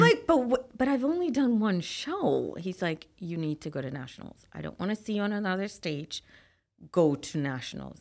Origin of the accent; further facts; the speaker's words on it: Trinidad & Tobago; So, I'm from Trinidad and Tobago